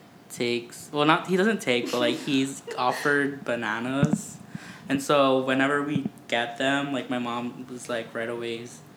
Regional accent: Hawaii, United States; I'm from Hawaii

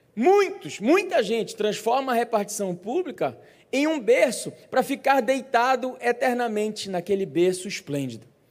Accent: Brazil; como bons brasileiros

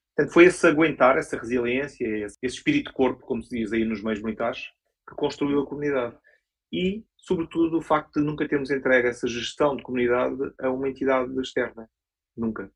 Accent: Portugal; somos portugueses

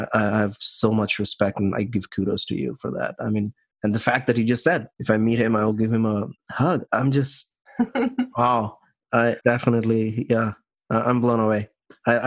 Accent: India; I'm from India

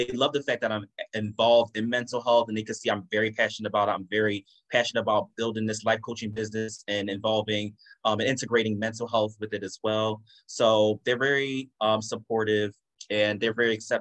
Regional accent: United States; So I am Jamaican American. So I grew up here, was born here. Both my parents are from Jamaica.

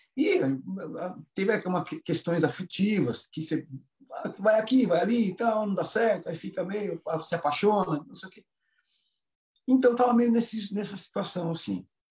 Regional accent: Itatiba, São Paulo, Brazil; Eu também sou do interior sou só que não, não tão do, do interior sou aqui de Itatiba, próximo de Campinas.

